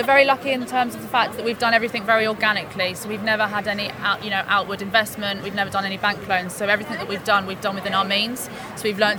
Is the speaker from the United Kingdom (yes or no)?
yes; Hampshire, South East England, United Kingdom; moved away as an adult; now in Cornwall, United Kingdom; I'm originally from Hampshire